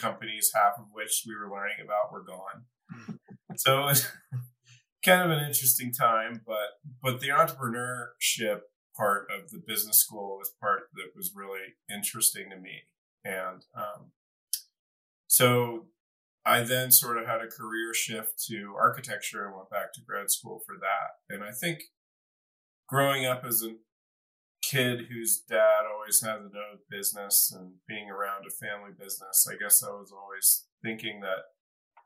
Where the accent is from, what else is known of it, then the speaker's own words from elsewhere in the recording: Ohio, United States; moved away as an adult; also born or lived in Chicago / California; now in Boulder, United States; I grew up in Ohio